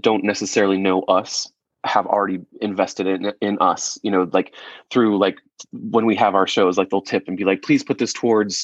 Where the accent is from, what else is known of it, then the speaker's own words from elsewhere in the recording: Rochester, New York, United States; moved away; I'm from growing up in Rochester, New York